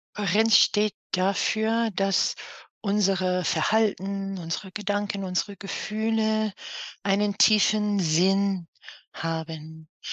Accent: New York, United States; German is a second language; moved away as an adult; now in Cologne, Germany; Also ich bin gebürtige New Yorkerin, mhm. äh, wohne seit einer Ewigkeit in Köln, das ist meine Wahlheimat

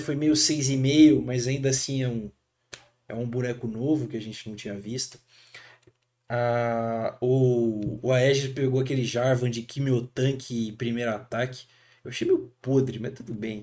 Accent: Brazil; como brasileiro, cara, a gente é criado

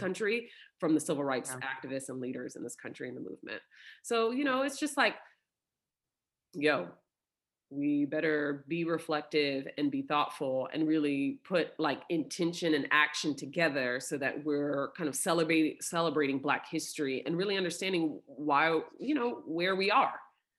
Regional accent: Oklahoma, United States; born there; Weird fact here, I was born in Oklahoma because that's where my dad went to undergrad, right?

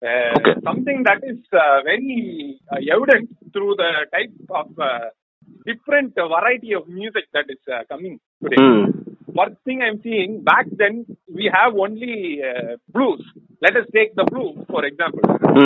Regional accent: Kambam, Tamil Nadu, India; My home also being Kambam. Yes, Kambam is in south of Tamil Nadu.

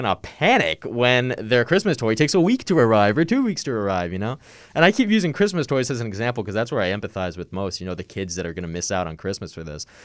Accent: Long Island, New York, United States; I'm from Long Island

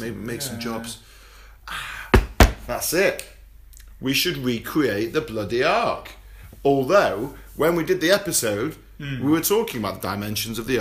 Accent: United Kingdom; as a British man

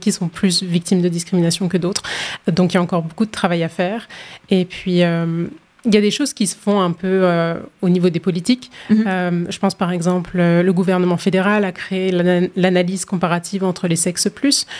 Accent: France; moved away as an adult; now in Halifax, Canada; je suis originaire de la France, puis je suis à Halifax depuis 2019

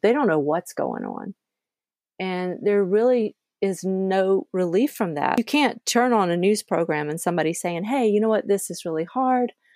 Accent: Georgia, United States; I grew up in the South, I grew up in Georgia

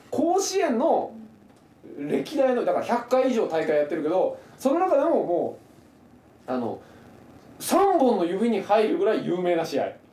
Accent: Saga, Japan; 僕、佐賀県出身で。

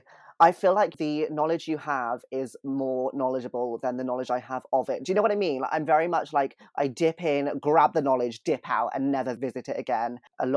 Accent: United Kingdom; I'm British.

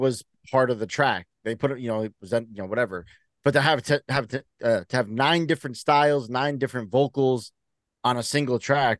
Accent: New York City, New York, United States; I grew up in the Bronx.

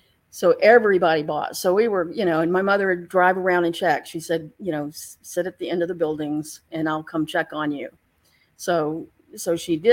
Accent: Galveston, Texas, United States; I lived in Galveston. I grew up in Galveston

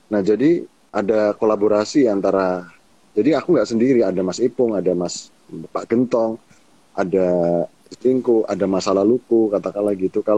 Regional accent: Java, Indonesia; Nah, kebetulan di Hasanah aku sebagai orang Jawa itu juga Kak suung kayak Manekung

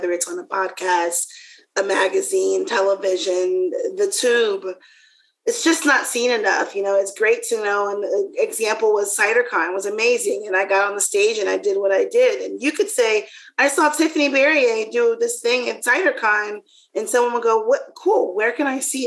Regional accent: the South, United States; I'm from the South

